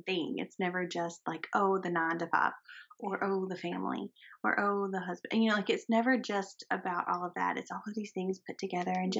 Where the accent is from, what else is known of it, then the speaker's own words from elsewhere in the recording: the South, United States; accent: southern; my southern accent